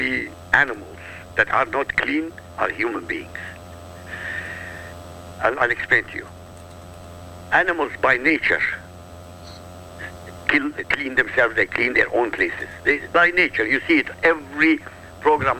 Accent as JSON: {"language": "English", "country": "Iraq", "said": "I come from Iraq, I come from an Arab country. This is my heritage."}